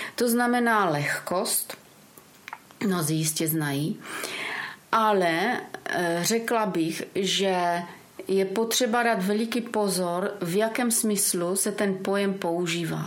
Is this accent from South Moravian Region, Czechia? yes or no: yes; Brno, South Moravian Region, Czechia; born or raised there; moved away as an adult; now in Mansberk, Czech Republic